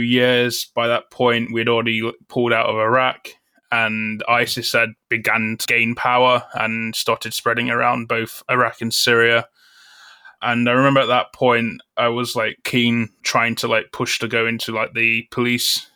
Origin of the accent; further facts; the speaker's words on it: Newark-on-Trent, East Midlands, United Kingdom; moved away as an adult; Grew up in, uh, Nottingham, England, in the town of Newark-on-Trent.